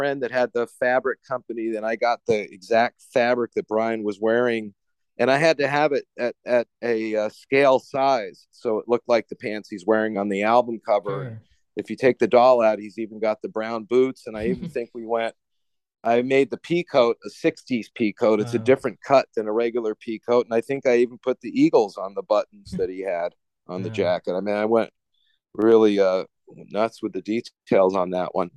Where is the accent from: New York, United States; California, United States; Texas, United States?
California, United States; Santa Monica; I was born in Santa Monica here